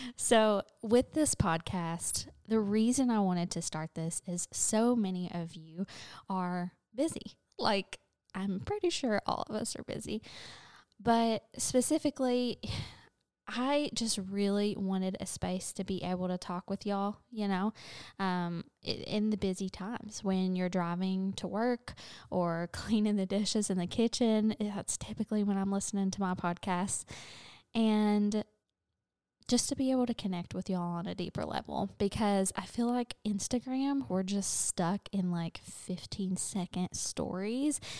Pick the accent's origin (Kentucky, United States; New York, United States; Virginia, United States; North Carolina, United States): Kentucky, United States; London; moved away as an adult; also born or lived in Kansas / Clarksville, Tennessee; now in Nashville, United States; my hometown of London, Kentucky